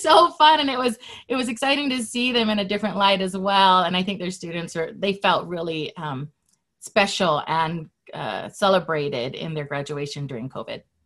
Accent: Hawaii, United States; moved away as an adult; now in Utah, United States; I was born and raised in Hawaii, and I've lived in Utah for 15 years.

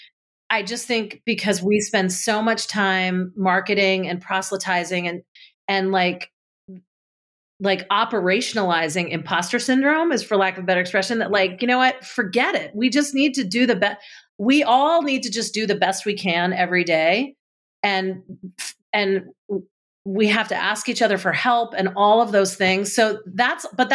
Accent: New Jersey, United States; being in kindergarten, for example, in growing up in New Jersey

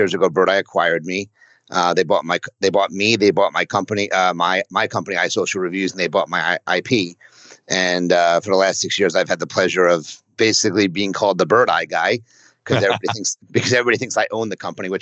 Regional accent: New City, New York, United States; moved away as an adult; now in Philadelphia, United States; I was raised in Rockland County, a town called New City

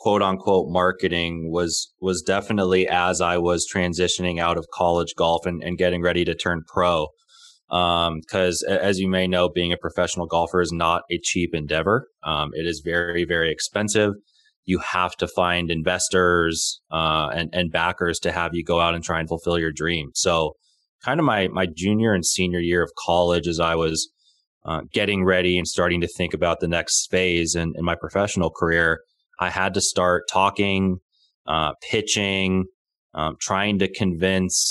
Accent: Southern California, United States; I was born and raised in Southern California

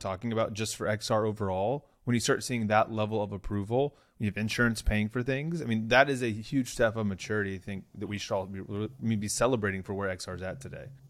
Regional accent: Oklahoma, United States; moved away; I'm originally from Oklahoma

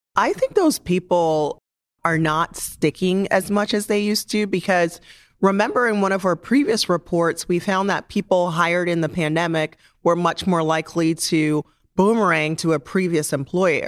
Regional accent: Jamaica; moved away; as a Jamaican, I always felt like the most important thing about me was not necessarily my age, but where I am from and how I grew up and the fact that I'm an immigrant.

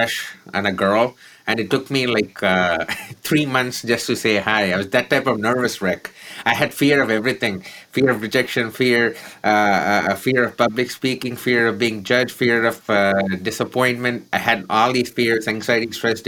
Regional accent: Chennai, Tamil Nadu, India; born or raised there

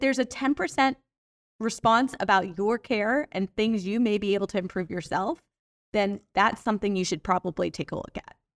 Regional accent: Atlanta, Georgia, United States; I'm from Atlanta

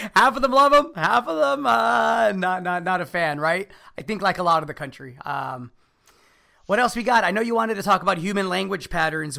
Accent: United States; as an American, right? Son of Mexican immigrants.

